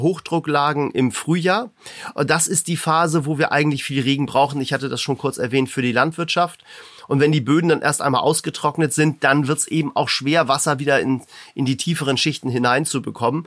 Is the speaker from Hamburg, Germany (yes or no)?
yes; Hamburg, Germany; Ich komme ja aus Hamburg